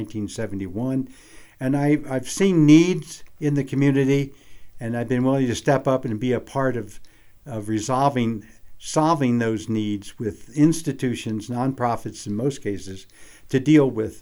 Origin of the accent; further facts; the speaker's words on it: Maryland, United States; moved away as an adult; also born or lived in Oklahoma / Lander, Wyoming; now in Jackson, United States; I was born and raised in Maryland